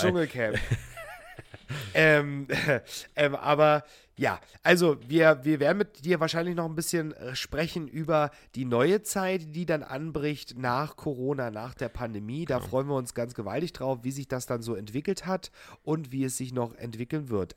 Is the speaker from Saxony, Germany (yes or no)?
yes; Hoyerswerda, Saxony, Germany; meine Heimatstadt Hoyerswerda